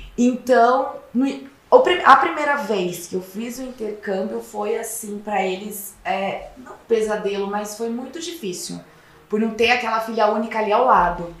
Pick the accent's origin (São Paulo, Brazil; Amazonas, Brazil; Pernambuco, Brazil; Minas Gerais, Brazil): São Paulo, Brazil; Piracicaba; now in São Paulo, Brazil; eu sou do interior de São Paulo, de uma cidade que se chama Piracicaba